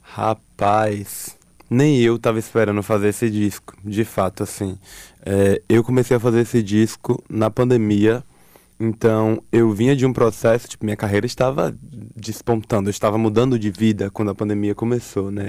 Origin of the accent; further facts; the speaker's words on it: Alagoinhas, Bahia, Brazil; moved away; eu vim lá de Lagoinhas